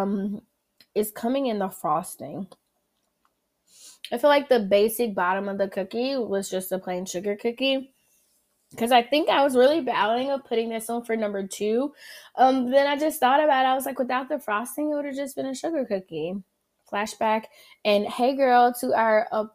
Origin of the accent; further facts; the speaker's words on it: the South, United States; accent: southern; my southern accent